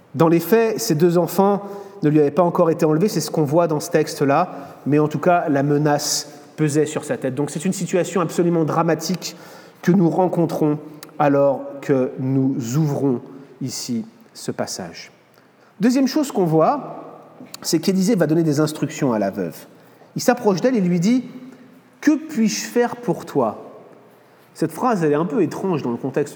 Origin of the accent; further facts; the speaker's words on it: France; moved away as an adult; also born or lived in United States; je venais en tant que Français pour étudier la parole de Dieu